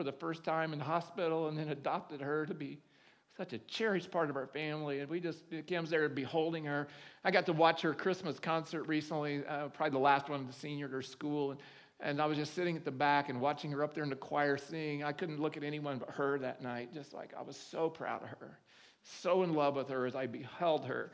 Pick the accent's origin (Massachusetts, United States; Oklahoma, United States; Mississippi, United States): Oklahoma, United States; moved away; I grew up in Oklahoma